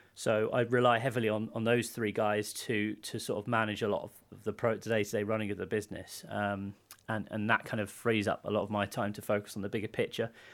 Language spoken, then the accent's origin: English; United Kingdom; I grew up near London